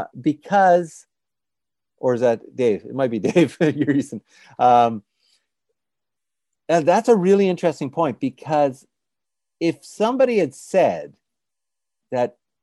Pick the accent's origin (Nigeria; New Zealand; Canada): Canada; Ontario; moved away; When I grew up in Ontario, everybody was supposed to speak English and French.